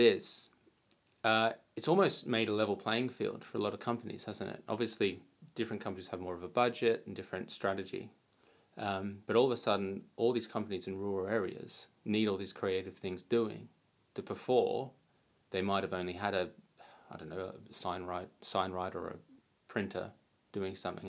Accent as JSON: {"language": "English", "country": "United Kingdom", "also_born_or_lived": "South Wales", "moved": "yes", "lives_now": "Australia", "said": "I'm from the UK"}